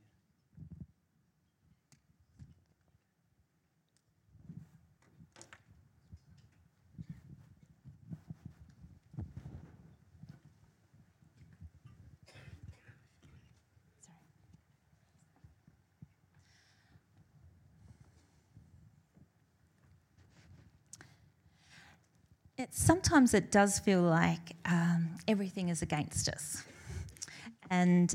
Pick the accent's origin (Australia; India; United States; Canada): Australia; northwest coast of Tasmania; I grew up in Tasmania, in the northwest coast of Tasmania.